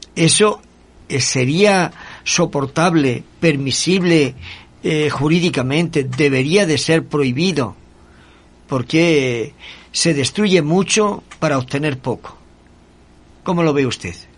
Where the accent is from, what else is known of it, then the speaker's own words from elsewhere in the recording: Spain; now in Ecuador; en mi tierra, en España